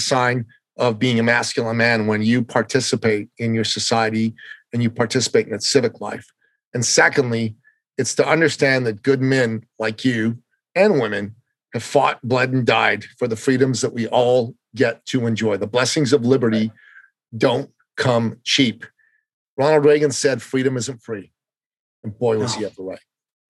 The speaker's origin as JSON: {"language": "English", "country": "Canada", "lives_now": "United States", "said": "You know, I'm a Canadian. When 9/11 happened, I tried to volunteer for the U.S. military. They wouldn't let me, mainly because I wasn't an American at the time."}